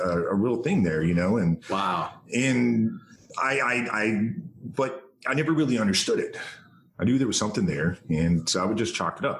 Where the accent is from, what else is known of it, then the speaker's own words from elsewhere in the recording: Denison, Texas, United States; they drove over so i could be born in denison texas